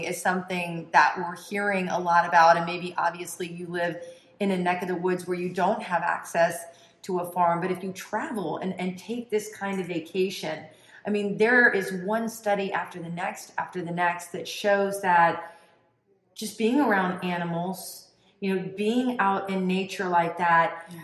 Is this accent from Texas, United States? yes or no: no; Tampa, Florida, United States; born and raised in Tampa, Florida, third generation